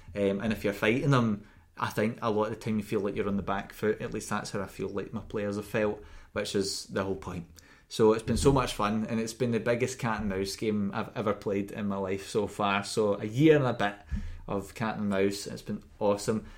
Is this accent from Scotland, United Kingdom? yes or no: yes; Scotland, United Kingdom; we're from Scotland and we say K. at the ends of the C N H's